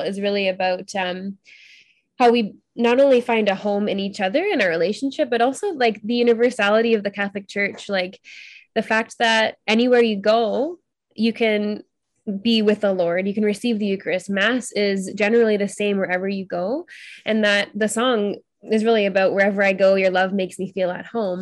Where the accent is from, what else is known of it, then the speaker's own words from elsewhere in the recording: Ontario, Canada; also born or lived in British Columbia; I'm from Ontario